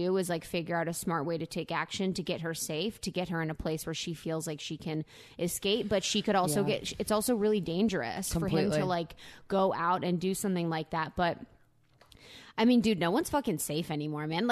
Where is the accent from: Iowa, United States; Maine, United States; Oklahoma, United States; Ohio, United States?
Ohio, United States; now in Los Angeles, United States; I'm from Ohio